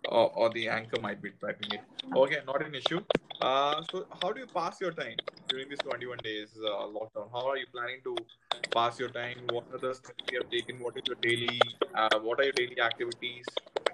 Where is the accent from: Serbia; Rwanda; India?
India; now in Bangalore, India; we are from India.